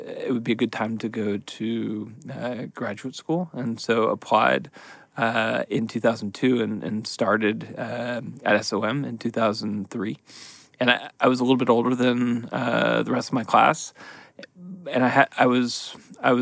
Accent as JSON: {"language": "English", "town": "San Francisco", "region": "California", "country": "United States", "tie": "born or raised there", "also_born_or_lived": "Seattle, Washington / New Haven, Connecticut", "moved": "as an adult", "said": "I grew up in San Francisco and went to Berkeley"}